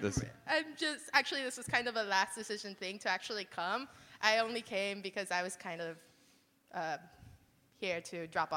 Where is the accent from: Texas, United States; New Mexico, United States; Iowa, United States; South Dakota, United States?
Texas, United States; Progreso; I'm from Progreso, Texas, which is way down on